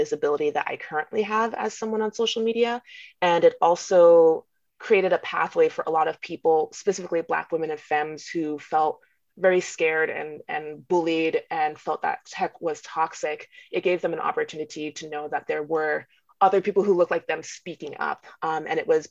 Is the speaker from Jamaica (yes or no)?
yes; Jamaica; I'm Jamaican.